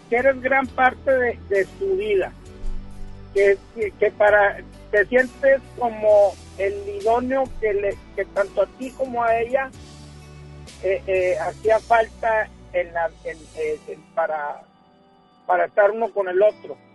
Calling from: Monterrey, Nuevo León, Mexico; vengo de la parte norponiente de, de la ciudad de Monterrey

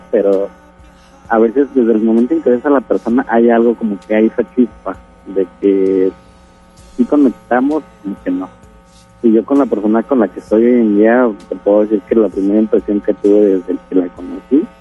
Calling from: Guadalupe, Nuevo León, Mexico; Eh, de Guadalupe Nuevo.

